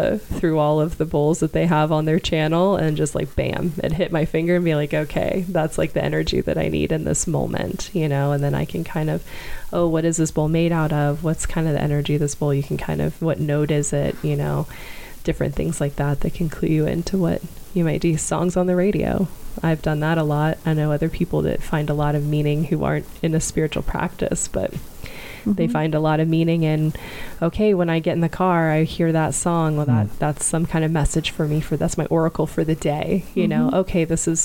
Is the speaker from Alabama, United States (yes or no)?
yes; Alabama, United States; I'm from Alabama